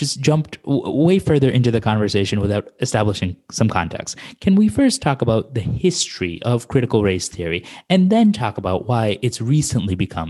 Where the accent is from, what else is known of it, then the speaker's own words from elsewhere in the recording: India; No, I'm Indian.